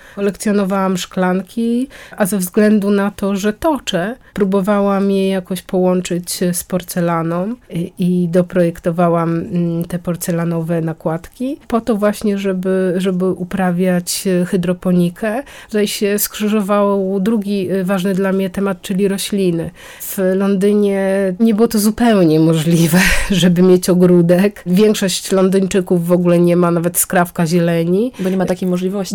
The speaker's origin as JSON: {"language": "Polish", "area": "near Gdańsk", "region": "Pomeranian Voivodeship", "country": "Poland", "said": "Ja pochodzę spod Gdańska"}